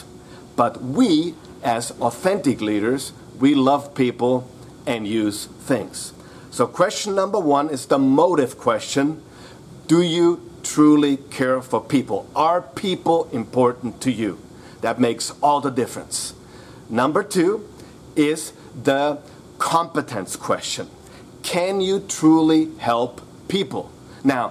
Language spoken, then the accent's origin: English; Vienna, Austria; I'm actually from Vienna, Austria